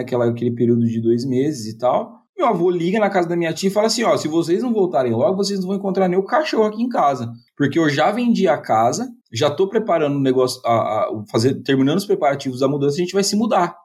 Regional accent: Mirassol, São Paulo, Brazil; accent: caipira; also born or lived in São Bernardo do Campo; Eu sou um orgulhoso membro daquela terra chamada Mirassol.

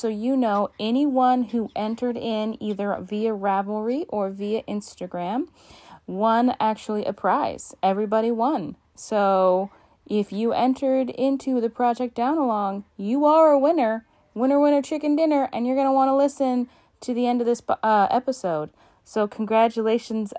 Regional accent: Alaska, United States; my home state of Alaska

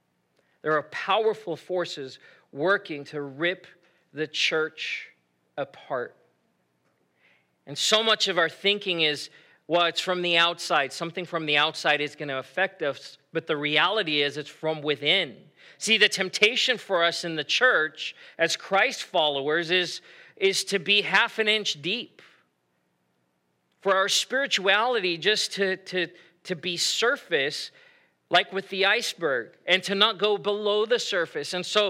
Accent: South Africa; moved away as an adult; now in United States; I grew up in South Africa and I moved back to the U.S. and I was living here by myself. I was 18 years old, living on my own. My parents, my family were back in South Africa.

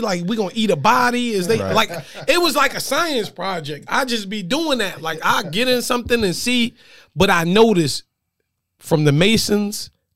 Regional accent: New York, United States; moved away; I grew up in New York

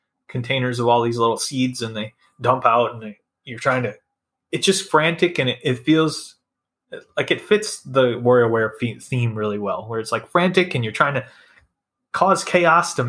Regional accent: Iowa, United States; I'm from Iowa

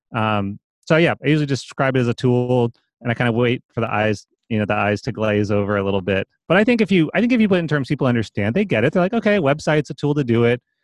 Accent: East Coast, United States; moved away as an adult; I grew up on the East Coast

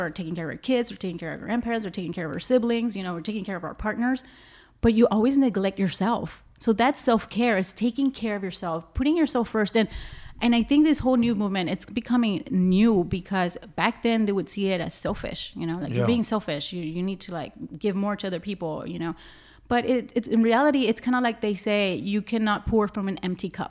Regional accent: Laredo, Texas, United States; also born or lived in Austin; You know, it just happened because I lived in Austin. I was born and raised here in Laredo.

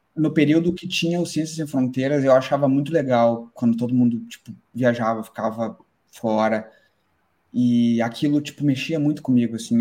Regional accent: Pelotas, Rio Grande do Sul, Brazil; moved away as an adult; now in Ireland; sou do, do, sul, do Rio Grande do Sul, de Pelotas

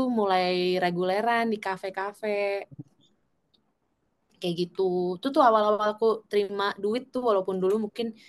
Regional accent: South Korea; Indonesian is a second language; Jadi kita orang Korea kan terkenal kalau yang kayak gitu serius-serius dan

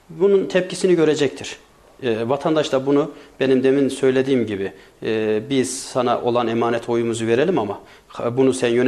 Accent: Sarız, Kayseri Province, Turkey; Ben Sarızlıyım

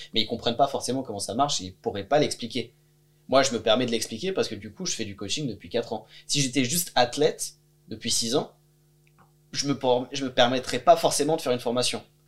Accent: France; moved away as an adult; also born or lived in Bulgaria; je suis parti de France

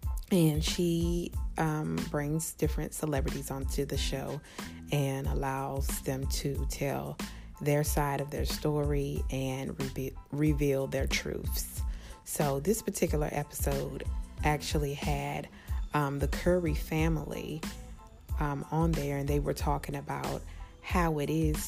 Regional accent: New Zealand; I am Kiwi. Hi guys, I'm back.

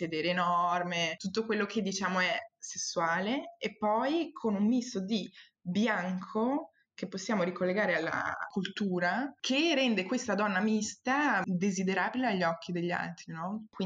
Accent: Brazil; accent: Brazilian; tento di, di evitare di parlare con il mio accento brasiliano brasiliano perché so per certo che la persona di fronte a me sta, sta vivendo dei pregiudizi in quel momento quando io le parlo

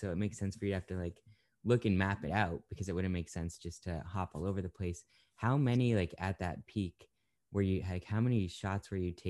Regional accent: York, Maine, United States; where I grew up in York.

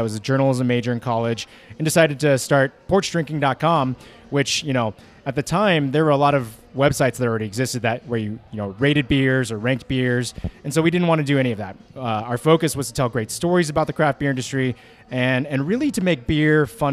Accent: Lexington, Kentucky, United States; moved away as an adult; now in Denver, United States; I was born and raised in Lexington, Kentucky

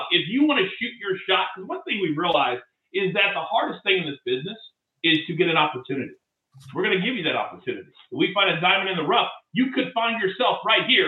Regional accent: Kansas City, Missouri, United States; moved away; I love my hometown

